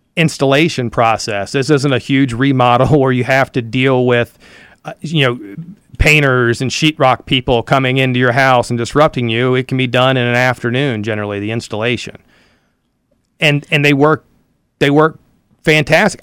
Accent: Elizabeth City, North Carolina, United States; I'm from Elizabeth City

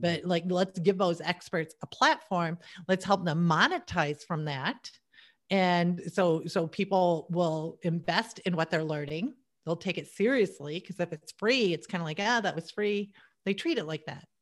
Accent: United States; I was born in America.

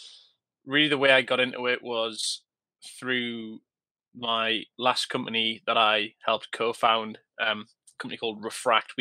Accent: Newcastle upon Tyne, North East England, United Kingdom; I'm a northern boy, born and bred, and that's the real north

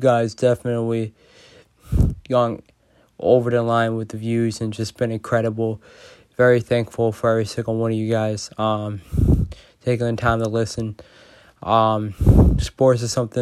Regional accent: Boston, Massachusetts, United States; I'm from Massachusetts, Boston. I think when you're just from Boston, you just care about sports a lot. So I think me growing up in Boston

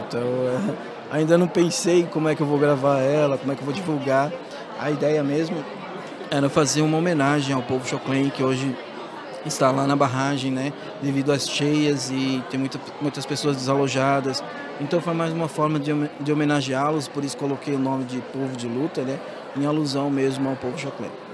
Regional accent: Santa Catarina, Brazil; somos é, originários aqui desse estado de Santa Catarina.

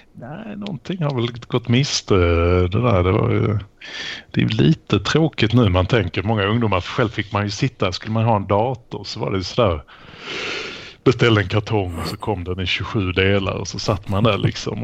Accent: Malmö, Skåne, Sweden; now in Lund, Sweden; min födelsestad Malmö. Jag är tyvärr i exil därifrån.

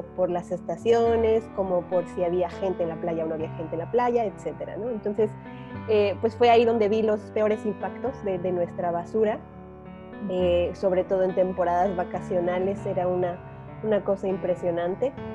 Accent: Mexico City, Mexico; moved away as an adult; now in Yucatán, Mexico; Yo nací en la Ciudad de México

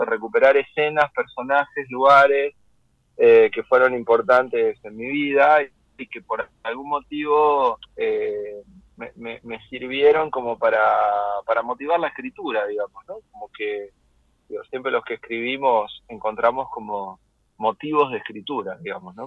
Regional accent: Lanús, Buenos Aires Province, Argentina; moved away as an adult; also born or lived in Bernal; now in Paris, France; pero yo soy de Lanús, yo me crié en Lanús

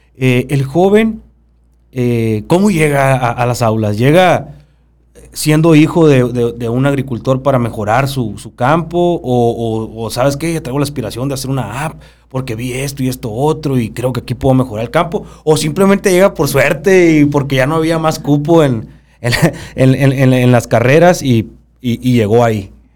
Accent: Babiácora, Sonora, Mexico; yo vengo de Babiácora

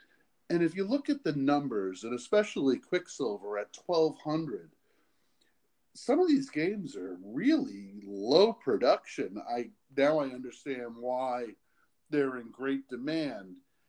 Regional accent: Boston, Massachusetts, United States; I'm from Boston. Most people wouldn't know that.

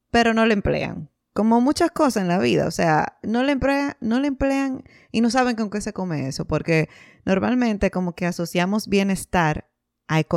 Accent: Dominican Republic; now in Canada; Señora, nosotras somos dos dominicanas en Canadá que comparten sus penas, que comparten sus alegrías

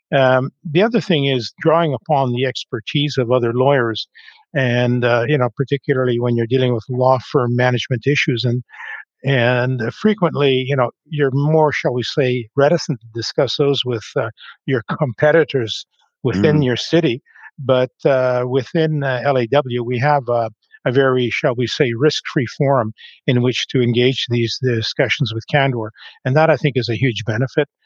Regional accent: Grand Forks, British Columbia, Canada; moved away as an adult; also born or lived in Calgary; now in Vancouver, Canada; I was born and raised in a small town in the interior of the province of British Columbia called Grand Forks

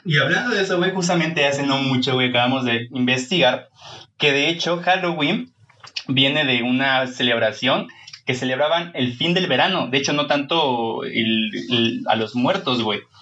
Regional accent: Mexico; yo soy muy mexicano

